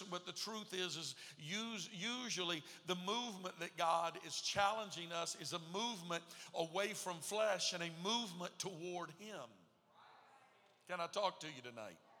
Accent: Texas, United States; moved away; I was raised in Texas

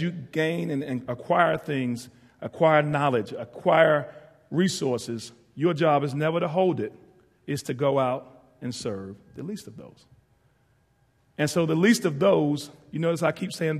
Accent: Ahoskie, North Carolina, United States; moved away as an adult; I'm from Ahoskie, North Carolina, northeastern part.

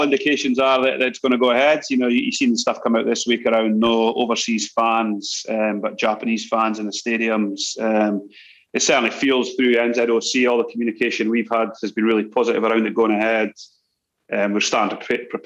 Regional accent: Scotland, United Kingdom; now in New Zealand; as a Scottish young fella growing up

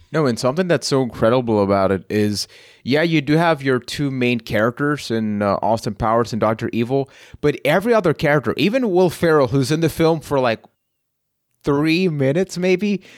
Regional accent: San Juan, Puerto Rico; I am from San Juan, Puerto Rico.

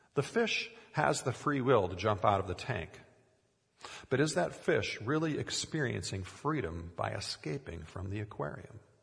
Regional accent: Minnesota, United States; growing up in Minnesota, we had an aquarium for many years with swordtail fish

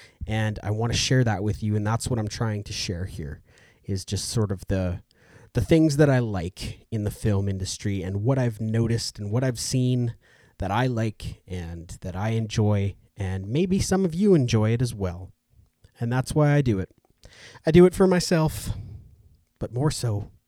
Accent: Edmonton, Alberta, Canada; I'm from Edmonton, Alberta.

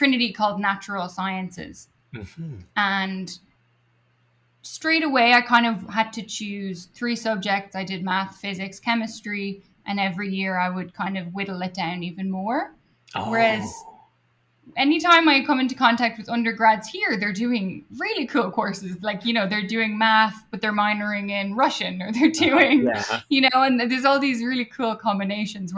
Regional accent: Dublin, Leinster, Ireland; moved away as an adult; also born or lived in Edinburgh, Scotland; now in United States; I did my undergrad in my hometown of Dublin

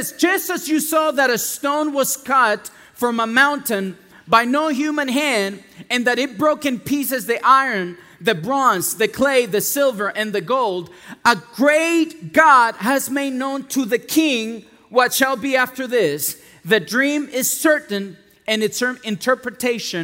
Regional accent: San Antonio, Texas, United States; English is a second language; moved away as an adult; also born or lived in Mexico / Dallas; I grew up in San Antonio

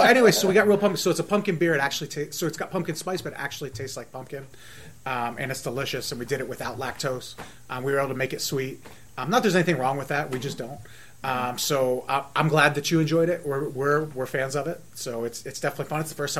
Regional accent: Jersey Shore, Pennsylvania, United States; moved away; I'm from Jersey Shore, Pennsylvania

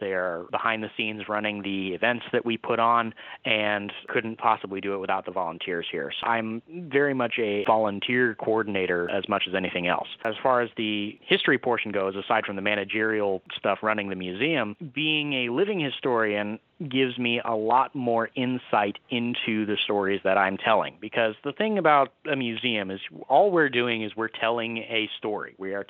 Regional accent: Micanopy, Florida, United States; I grew up in Micanopy, Florida, and there's an organization out there called the Micanopy Regulars.

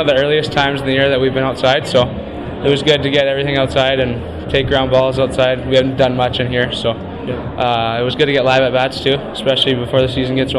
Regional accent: Abbotsford, British Columbia, Canada; moved away as an adult; now in Vauxhall, Canada; I'm from Abbotsford, British Columbia

